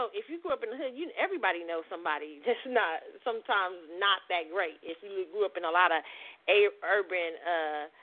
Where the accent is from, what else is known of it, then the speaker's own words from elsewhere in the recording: Midwest, United States; now in Texas, United States; when you grew up in the Midwest